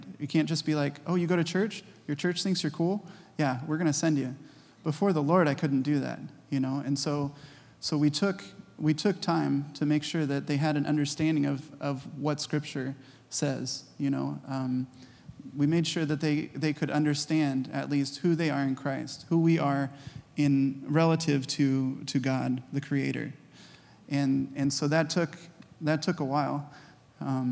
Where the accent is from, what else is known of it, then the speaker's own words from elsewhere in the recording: California, United States; moved away as an adult; also born or lived in Tanzania; I'm from Cali. I'm a skimboarder. Like, I'm a bodyboarder. I went to Atascadero